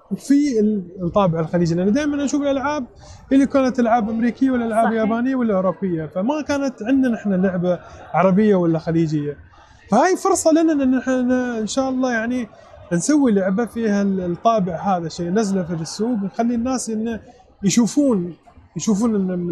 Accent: United Arab Emirates; نحن كاماراتيين او كخليجيين او كعربيين

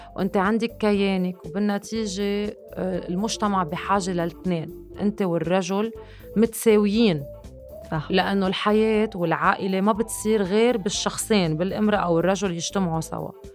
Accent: Lebanon; عم بحكي كلبنانيه تحديدا

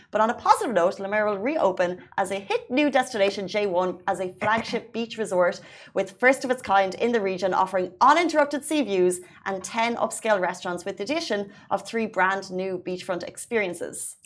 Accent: Ireland; now in United Arab Emirates; an Irish citizen who came to the UAE without a driving license

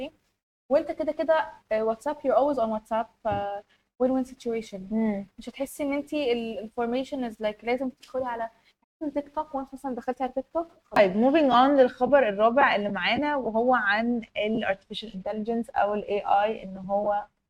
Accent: Egypt; احنا كمصريين

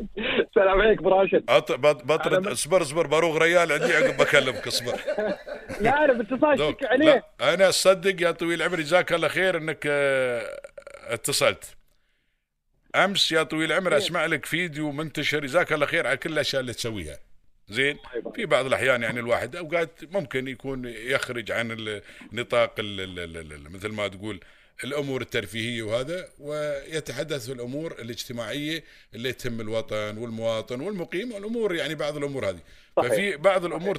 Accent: United Arab Emirates; accent: Emirati; first language Arabic; اللهجة الإماراتية

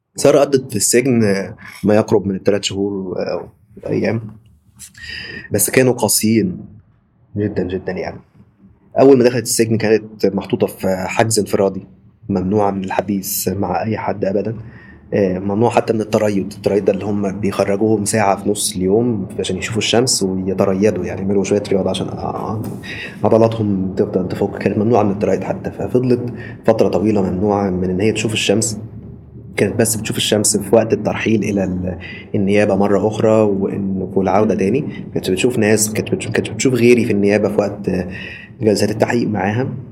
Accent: Egypt; moved away as an adult; انا محامي مصري آه، احب اقول ان انا محامي مصري سابقا يعني لان من بعد خروجي من مصر

